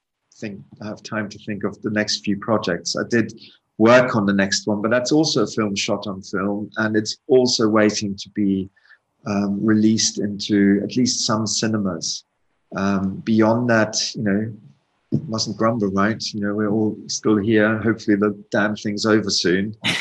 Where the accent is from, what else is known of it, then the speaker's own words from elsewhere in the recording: South Africa; I grew up in South Africa partially.